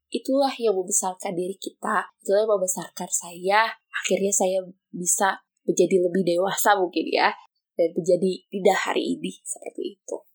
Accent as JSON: {"language": "Indonesian", "town": "Bandung", "region": "West Java", "country": "Indonesia", "said": "Saya berasal dari kota Bandung."}